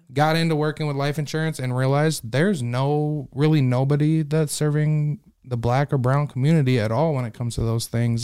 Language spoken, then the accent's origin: English; Sioux Falls, South Dakota, United States; also born or lived in Las Vegas, Nevada; I'm actually from Sioux Falls. I was born in Sioux Falls